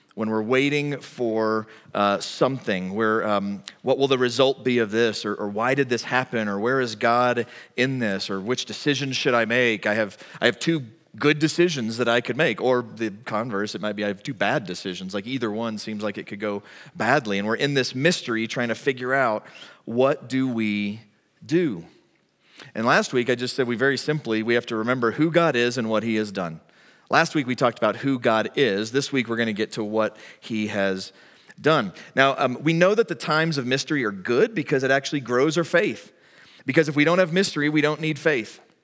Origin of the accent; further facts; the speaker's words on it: United States; as an American